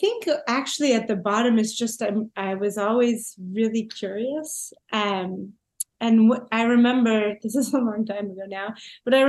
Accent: Toronto, Ontario, Canada; moved away as an adult; also born or lived in England; I'm from Toronto, and you know, my parents are from Toronto. My grandparents are from Toronto. The idea of leaving Toronto wasn't even in my mind, really.

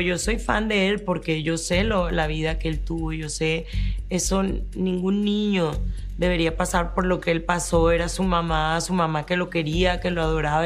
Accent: Colombia; moved away; also born or lived in Miami; yo soy colombiana, yo viví esa época

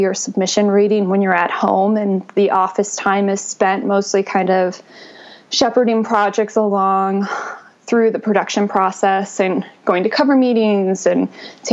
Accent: Arizona, United States; moved away as an adult; also born or lived in Williamsburg, Virginia / New York City; I'm originally from Arizona, so even Arizona to Manhattan was a really big leap

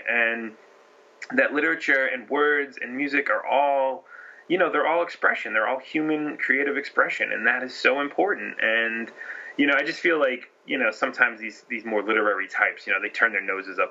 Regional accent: Massachusetts, United States; I'm from Massachusetts

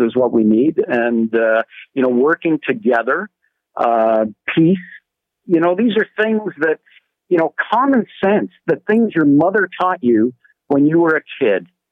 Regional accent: Canada; as a Canadian

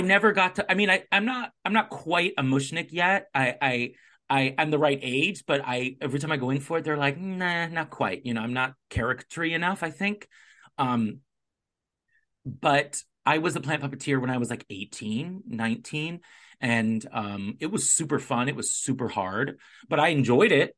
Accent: Southern California, United States; moved away; also born or lived in New York; I grew up in Southern California

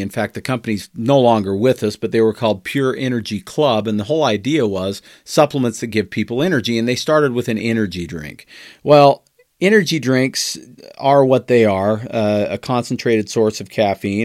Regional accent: United States

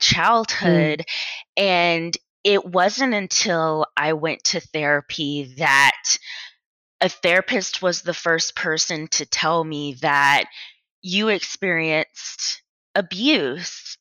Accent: Atlanta, Georgia, United States; moved away as an adult; also born or lived in Boston, Massachusetts; now in Austin, United States; I was born and raised in Atlanta, Georgia.

